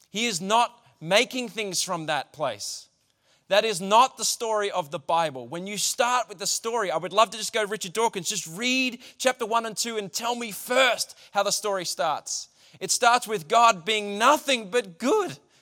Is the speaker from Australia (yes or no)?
yes; Australia; As an Australian culture, we don't like being told what to do.